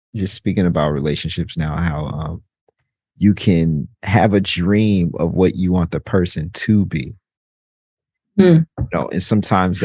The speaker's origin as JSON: {"language": "English", "town": "Jackson", "region": "Mississippi", "country": "United States", "moved": "yes", "lives_now": "New York, United States", "said": "I'm from Jackson, Mississippi"}